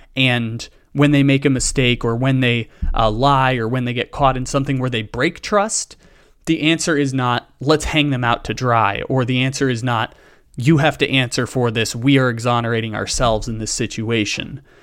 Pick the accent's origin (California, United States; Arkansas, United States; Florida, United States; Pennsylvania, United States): California, United States; San Diego; moved away as an adult; both of us are born and raised in San Diego, moved away from San Diego